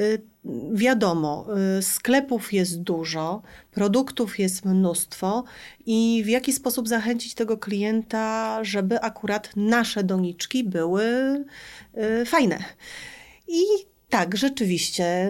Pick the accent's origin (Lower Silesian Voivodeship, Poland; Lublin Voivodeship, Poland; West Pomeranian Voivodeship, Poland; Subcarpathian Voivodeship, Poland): West Pomeranian Voivodeship, Poland; Szczecin; ja ze Szczecina